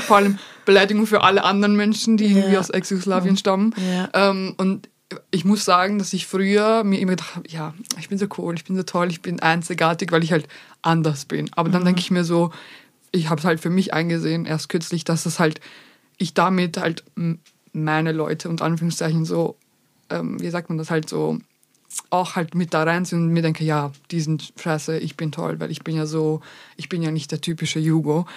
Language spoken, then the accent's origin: German; Vienna, Austria; first language Bosnian; German is a second language; Ja, aus Österreich